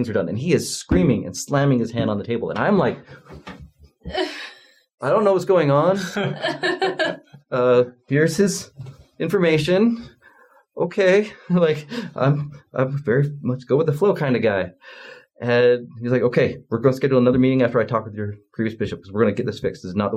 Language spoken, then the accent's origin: English; Utah, United States; I grew up in Utah